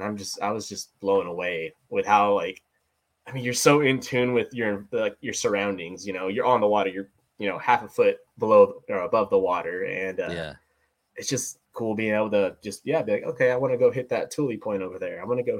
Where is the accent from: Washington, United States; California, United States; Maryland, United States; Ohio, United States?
California, United States; Ridgecrest; moved away as an adult; also born or lived in Petaluma, California; So I'm from Southern California, actually. I'm from this little town in the middle of nowhere called Ridgecrest, California. It's just east of Lake Isabella.